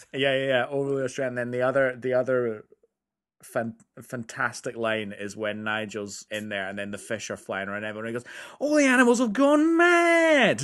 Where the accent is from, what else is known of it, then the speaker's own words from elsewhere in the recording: United Kingdom; I'm British